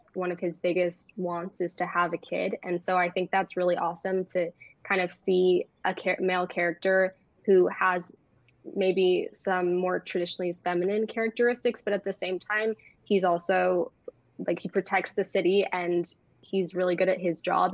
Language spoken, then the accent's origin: English; Bay Area, California, United States; I'm 16 and I'm from the Bay Area